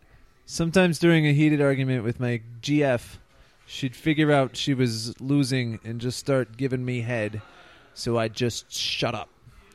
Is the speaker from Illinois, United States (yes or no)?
yes; Park Ridge, Illinois, United States; A suburb outside of Chicago.